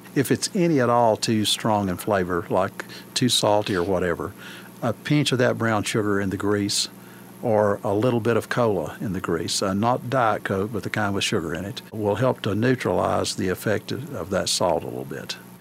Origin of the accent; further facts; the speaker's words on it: Scott County, Virginia, United States; moved away as an adult; now in Madisonville, United States; the house I was born in there in Scott County